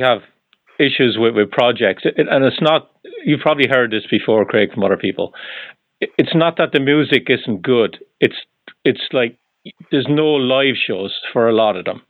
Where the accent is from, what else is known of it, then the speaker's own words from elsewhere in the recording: Ireland; moved away; I'm originally from Ireland.